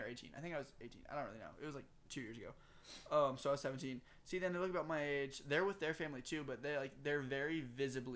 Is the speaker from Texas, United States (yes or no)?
yes; Texas, United States; accent: thick southern